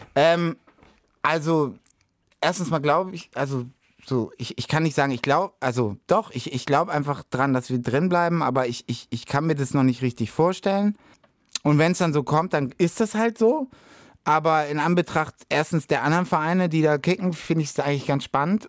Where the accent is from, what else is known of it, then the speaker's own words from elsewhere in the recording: Hamburg, Germany; Ich komme aus Hamburg City